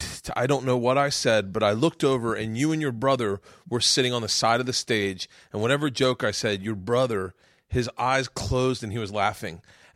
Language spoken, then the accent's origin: English; Tampa, Florida, United States; Fucking Florida. Me and Segura both are Florida boys.